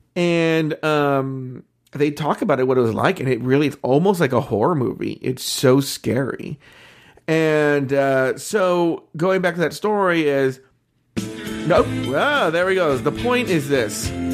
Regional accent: Orange County, California, United States; born and raised in Orange County, just as we were

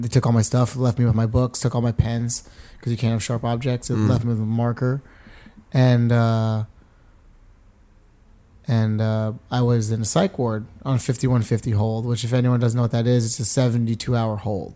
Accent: New York, United States; moved away as an adult; also born or lived in California; I grew up in New York

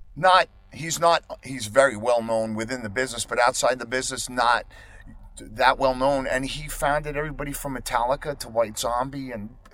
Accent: Long Island, New York, United States; moved away as an adult; also born or lived in Queens, New York; I am not going to live and die in my hometown

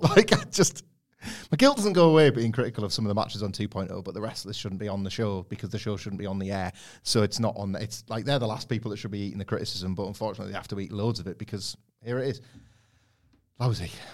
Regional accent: Scarborough, Yorkshire and the Humber, United Kingdom; I grew up in Scarborough

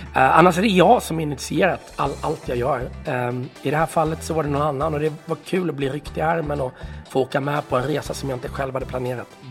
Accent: Varberg, Halland County, Sweden; så växte jag upp i Varberg

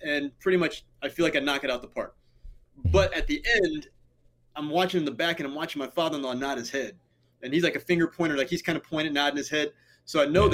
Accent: Ohio, United States; moved away; my hometown in Ohio

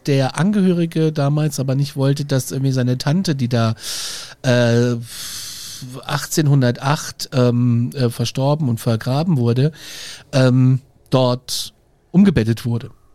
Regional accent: Gudensberg, Hesse, Germany; moved away; Ich bin ja in Nordhessen groß geworden

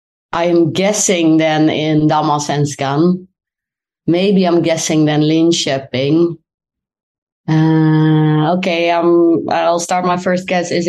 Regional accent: Netherlands; moved away as an adult; now in Sweden; I'm Dutch

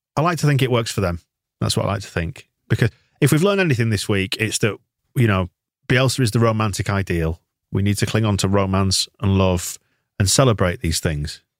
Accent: Bradford, Yorkshire and the Humber, United Kingdom; I'm from Bradford and I can tell a Leeds person from a Bradford person

